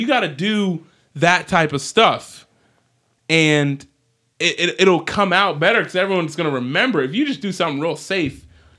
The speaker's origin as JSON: {"language": "English", "town": "Atlanta", "region": "Georgia", "country": "United States", "tie": "born or raised there", "said": "This is Atlanta. This is my hometown. Of course, I'm gonna do it."}